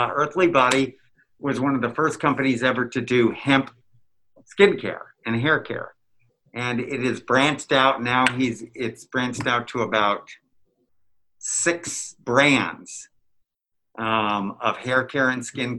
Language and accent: English; California, United States; now in Mississippi, United States; I'm originally from California, but I live in Mississippi